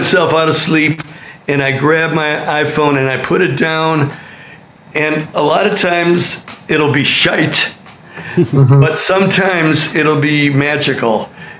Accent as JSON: {"language": "English", "town": "Berwyn", "region": "Illinois", "country": "United States", "tie": "born or raised there", "said": "I have. Okay. Born and bred in Berwyn, just like all the …."}